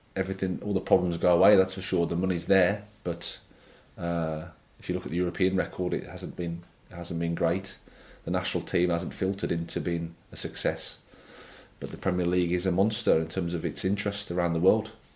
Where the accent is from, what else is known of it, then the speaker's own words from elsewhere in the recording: Birmingham, West Midlands, United Kingdom; moved away as an adult; I started off at Birmingham City. It was great. as my hometown club